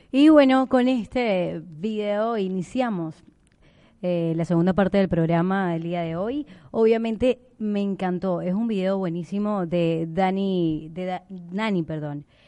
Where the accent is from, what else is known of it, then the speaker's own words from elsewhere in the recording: eastern Venezuela, Venezuela; now in Argentina; del oriente de Venezuela, playa